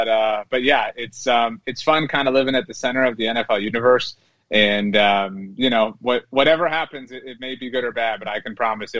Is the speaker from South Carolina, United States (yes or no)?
no; Rio Grande Valley, South Texas, United States; moved away; So from the Rio Grande Valley, so South Texas, deep South Texas, and down near the border of Mexico. And that's, you know, where my family and I live now. Mm-hmm. Came back home a few years ago